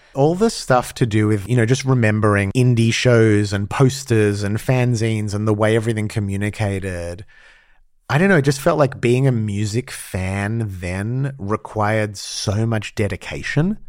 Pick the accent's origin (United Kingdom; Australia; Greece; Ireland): Australia; moved away; growing up in Australia